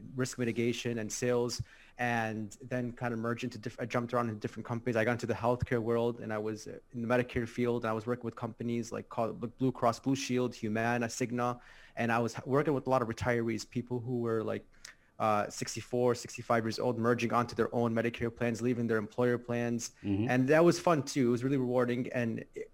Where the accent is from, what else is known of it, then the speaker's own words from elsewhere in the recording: Chicago, Illinois, United States; I'm from Chicago, Illinois. Mm-hmm. In the States. I was born and raised here. I lived here my whole life.